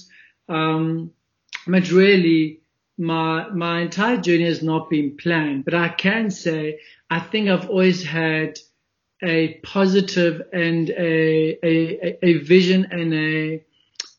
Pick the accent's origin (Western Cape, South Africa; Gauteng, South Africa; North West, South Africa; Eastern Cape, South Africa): Gauteng, South Africa; Springs; also born or lived in Johannesburg; So I was born in a small little gold mining town called Springs, which is in Ekurhuleni, the east of Johannesburg. I was born there, grew up there